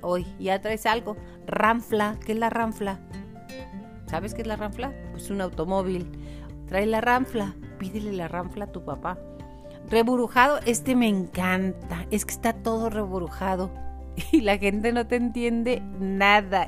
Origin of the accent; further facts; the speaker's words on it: Chihuahua, Mexico; accent: Chihuahuan; Los que somos de Chihuahua